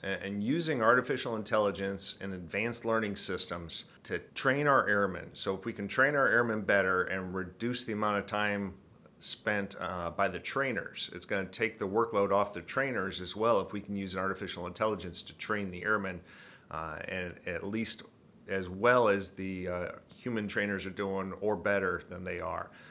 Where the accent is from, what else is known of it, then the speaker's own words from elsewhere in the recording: Midland, Michigan, United States; accent: Michigan; I'm from Midland, Michigan, right in the center of the state. Uh, grew up there